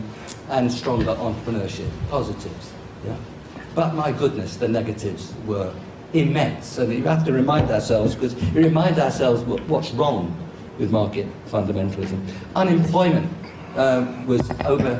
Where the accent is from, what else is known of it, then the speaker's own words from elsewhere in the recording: London, United Kingdom; I'm one of the very few LSE professors who born and brought up in London